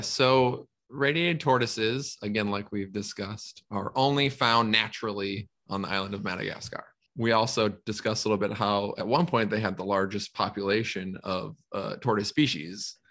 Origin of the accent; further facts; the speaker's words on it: Minnesota, United States; I'm from Minnesota